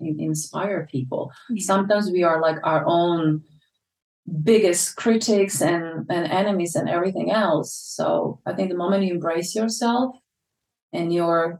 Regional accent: Croatia; also born or lived in London, United Kingdom; now in Ibiza, Spain; I lived through that in my hometown in 1991

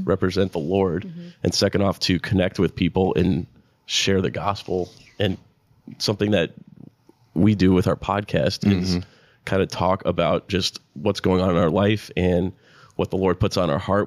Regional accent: South Florida, United States; moved away; I'm from South Florida originally

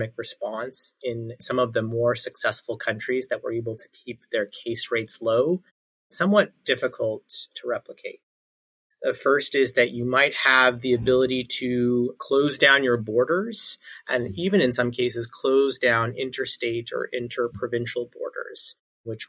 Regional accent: Toronto, Ontario, Canada; moved away; also born or lived in Ottawa; Born and raised in Toronto, and then did a short stint in the nation's capital of Ottawa.

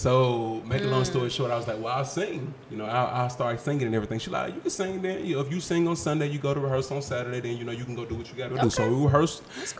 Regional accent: Jackson, Mississippi, United States; moved away; I'm from Mississippi.

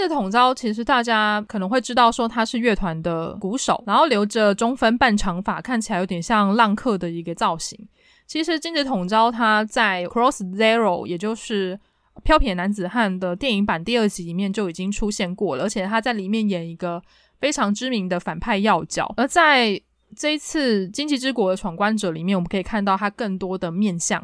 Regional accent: Taipei, Taiwan; 我是台北人，我可能经常去西门町

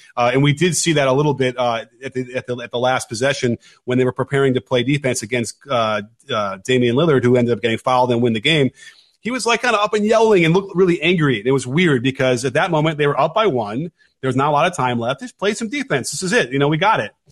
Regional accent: Chicago, Illinois, United States; I come from Chicago

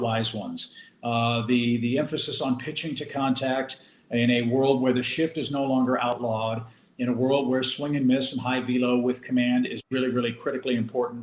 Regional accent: St. Louis, Missouri, United States; also born or lived in Georgia; I grew up here in St. Louis

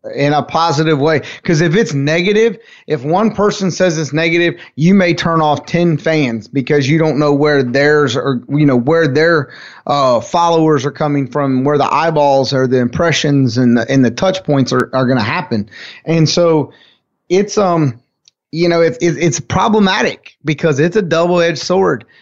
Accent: United States; I'm from Carolina

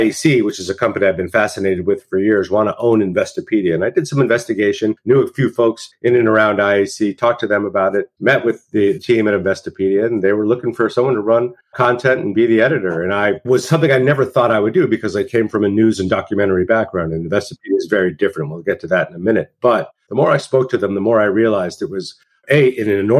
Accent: Santa Fe, New Mexico, United States; moved away; also born or lived in New York; I grew up in Santa Fe, New Mexico.

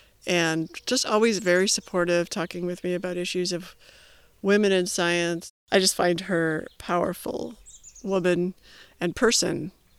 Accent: Illinois, United States; Yeah, Illinois.

